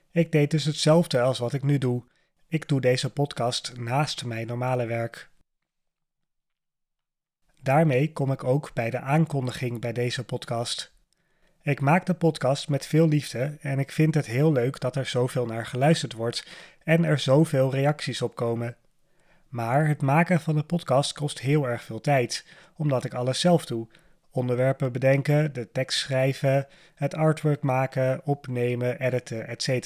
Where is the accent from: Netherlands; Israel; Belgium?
Netherlands; Amsterdam, North Holland; born there; ik ben op dit moment 31 jaar oud. Ik ben geboren in Amsterdam, in het stadsdeel Amsterdam Noord. Ik woon nu ook nog in Amsterdam samen met mijn vriendin.